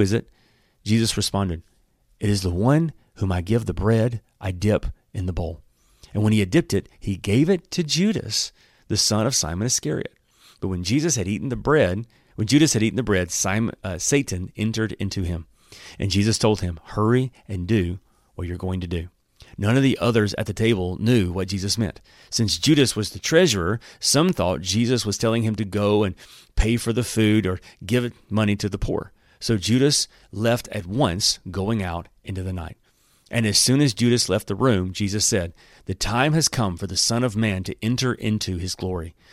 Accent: Alabama, United States; I'm from Alabama

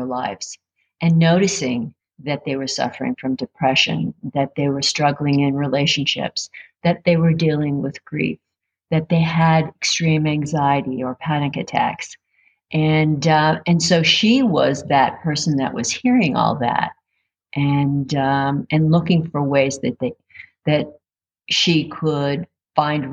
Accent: Northeast Pennsylvania, United States; moved away as an adult; also born or lived in Reading, Pennsylvania; I grew up in Northeast Pennsylvania, and I traveled to Reading after I was married

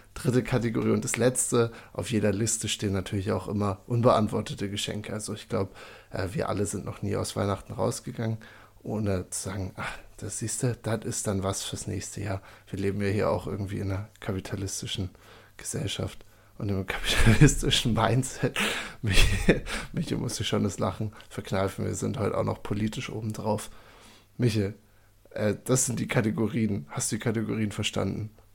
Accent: Seehausen, Saxony-Anhalt, Germany; now in Würzburg, Germany; Michael und ich sind gebürtig beide aus Seehausen in der Altmark

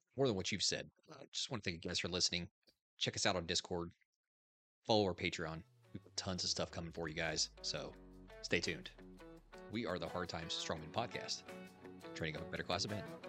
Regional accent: Indiana, United States; moved away; I grew up in Indiana

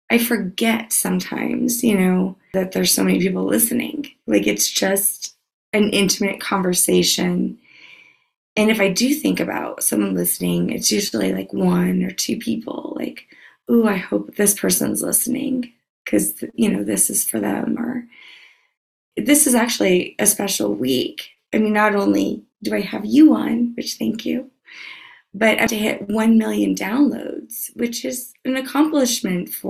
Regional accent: Louisiana, United States; No, I'm from Louisiana.

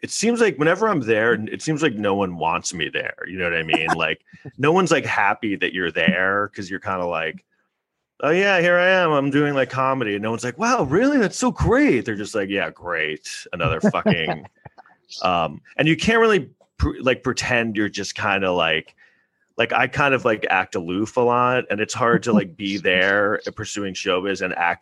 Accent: New York City, New York, United States; born or raised there

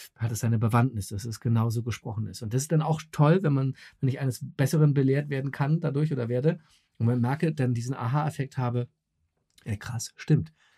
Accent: Berlin, Germany; ich bin in West-Berlin Westberlin äh, groß geworden mit Mickey Mouse und Coca-Cola

